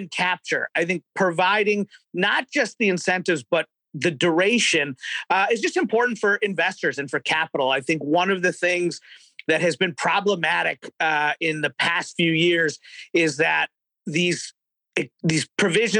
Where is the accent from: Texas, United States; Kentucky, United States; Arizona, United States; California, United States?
Kentucky, United States; I'm a Republican from Kentucky